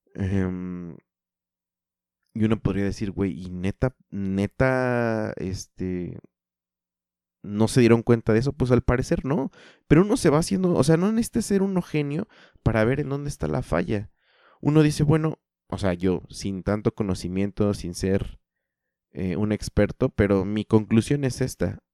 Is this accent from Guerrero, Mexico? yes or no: no; eastern Mexico City metropolitan area, State of Mexico, Mexico; yo soy del Estado de México, la zona metropolitana de la Ciudad de México, al oriente.